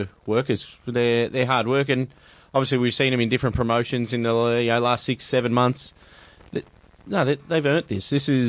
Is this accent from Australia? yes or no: yes; Australia; being Australian